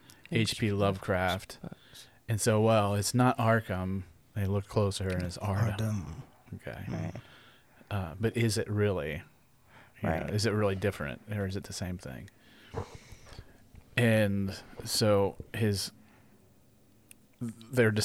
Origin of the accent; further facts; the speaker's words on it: Ohio, United States; I'm Caucasian, and I grew up here in Ohio